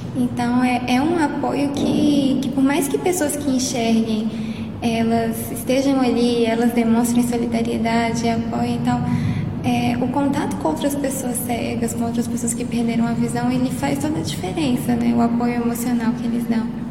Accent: Belo Horizonte, Minas Gerais, Brazil; E eu sou daqui de Belo Horizonte mesmo, moro aqui

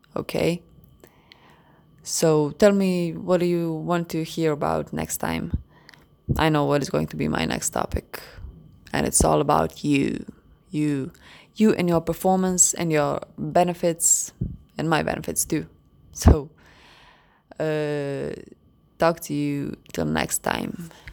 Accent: Croatia; English is a second language; I'm from Croatia.

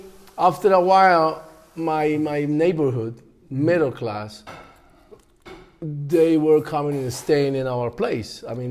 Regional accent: Medellin, Antioquia, Colombia; born there; I was born in Medellin. Yeah, I was just visiting my grandpa's and great grandparents.

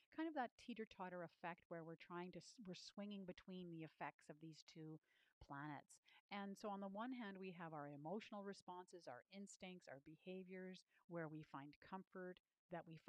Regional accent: Canada; I'm a Canadian

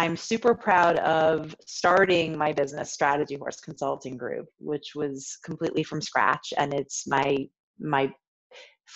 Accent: suburban Washington, D.C., Maryland, United States; moved away as an adult; also born or lived in Chicago, Illinois / Florence, Italy; now in Baltimore, United States; I am originally from the Washington, D.C. area, so suburban Washington in Maryland

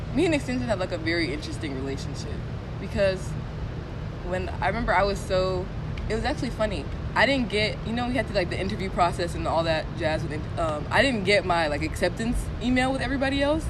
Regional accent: Stone Mountain, Georgia, United States; I don't want to say I'm from Atlanta but like the metro Atlanta area

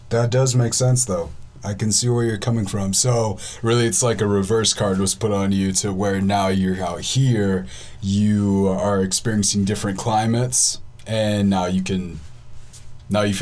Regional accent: Wisconsin, United States; I'm from Wisconsin.

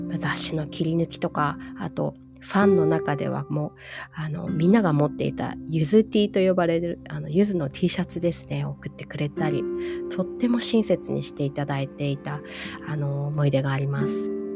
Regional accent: Hawaii, United States; also born or lived in Japan; 日本で生まれてハワイで育って

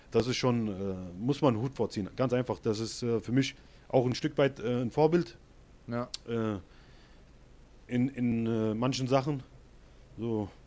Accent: Hesse, Germany; ich komme aus Hessen, aber ich bin nach Saarland äh, ausgewandert

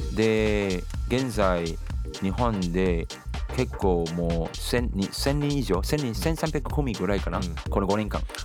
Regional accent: Singapore; Japanese is a second language; moved away as an adult; now in Japan; シンガポール生まれ実は今年2021年は私日本来て30年目です

